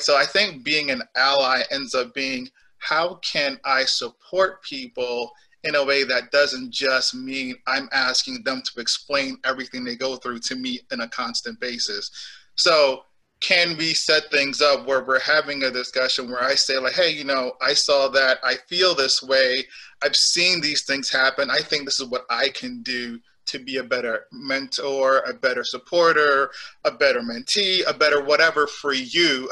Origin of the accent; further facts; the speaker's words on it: New York City, New York, United States; also born or lived in Jamaica / Boston; I am from Jamaica, so like I am the immigrant, and I came here when I was eight years old. I grew up in New York City